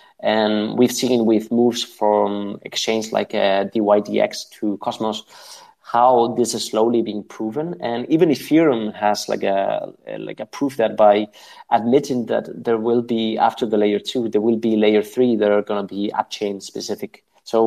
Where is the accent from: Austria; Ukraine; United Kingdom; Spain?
Spain; I'm from Spain